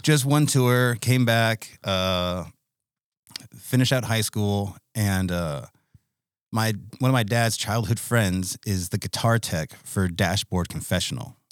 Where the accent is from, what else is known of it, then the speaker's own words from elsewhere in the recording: United States; I'm American